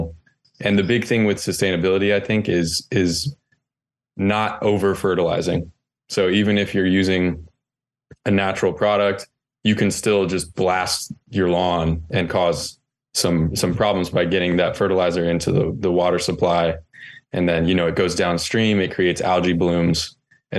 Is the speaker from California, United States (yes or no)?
no; North Carolina, United States; I grew up in North Carolina and my grandfather there has a farm